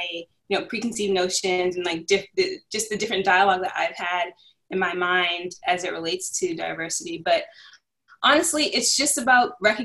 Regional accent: Cambridge, Massachusetts, United States; I'm originally from Cambridge, Massachusetts, and always lived in the city

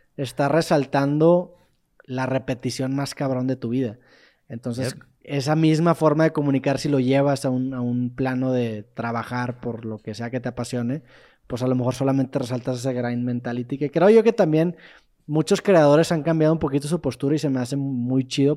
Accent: Monterrey, Nuevo León, Mexico; yo soy de Monterrey

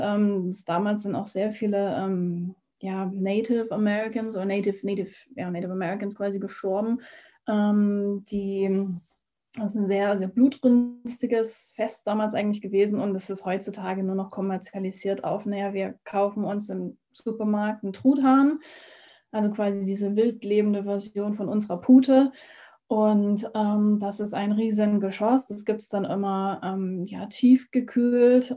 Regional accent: Germany; moved away as an adult; now in United States; Ich bin ja hier in Deutschland ja quasi aufgewachsen

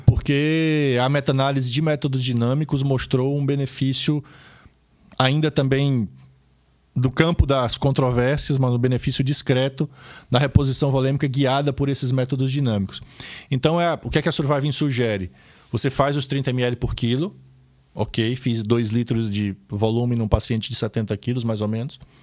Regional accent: Ceará, Brazil; moved away; no interior do Ceará, meu estado natal

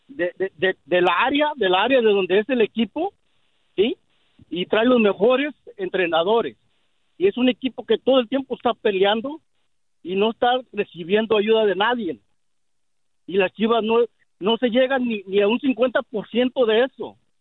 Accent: Mexico; yo soy mexicano

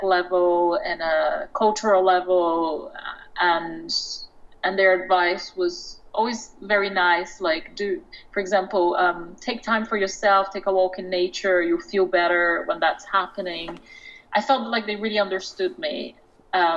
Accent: Brazil; now in London, United Kingdom; I'm from Brazil. I was born in Brazil. I grew up with my grandmother.

